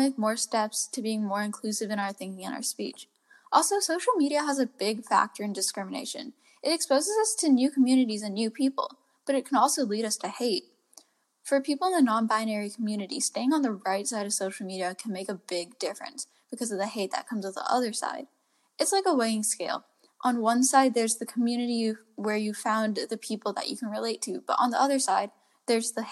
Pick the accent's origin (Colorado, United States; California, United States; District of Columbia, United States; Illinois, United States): California, United States; Palo Alto; Growing up in Palo Alto, we live in a bubble.